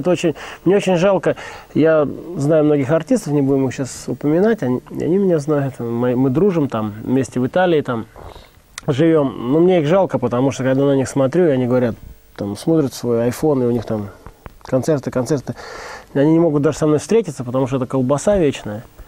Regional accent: Saint Petersburg, Russia; я как бы из Питера вроде как

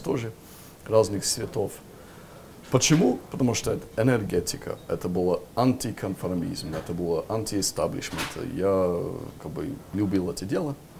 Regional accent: Lancaster, North West England, United Kingdom; Russian is a second language; now in Russia; я как раз вырос в городе Ланкастер, маленький очень городок

